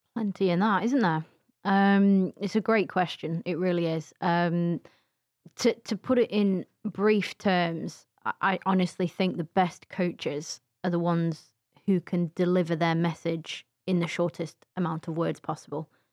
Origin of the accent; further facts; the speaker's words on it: England, United Kingdom; we were just, you know, categorized as the English.